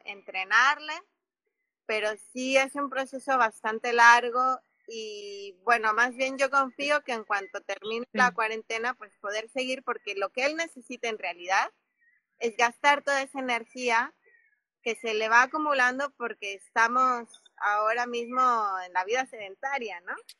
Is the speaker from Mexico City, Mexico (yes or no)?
yes; Mexico City, Mexico; moved away as an adult; also born or lived in Africa / Oaxaca; yo soy de la Ciudad de México eh, y viví muchos años en África, viví 13 años en, en África, cuando yo tenía 21 años me fui